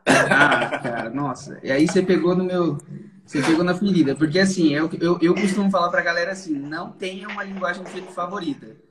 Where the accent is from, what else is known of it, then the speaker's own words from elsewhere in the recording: São Paulo, Brazil; Então eu sou daqui de São Paulo, sempre fui daqui de São Paulo, nasci e moro em São Paulo desde quando nasci